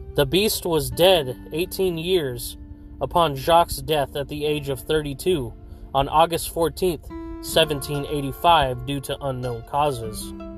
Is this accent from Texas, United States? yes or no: no; Fresno, California, United States; from right here in Fresno, California, my hometown